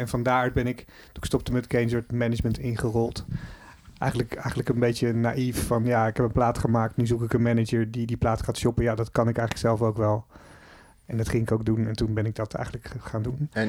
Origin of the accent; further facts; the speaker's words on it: Netherlands; je bent gewoon een Nederlander.